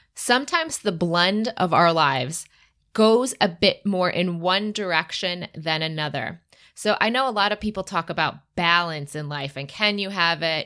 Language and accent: English; Michigan, United States; I'm from Michigan and the Midwest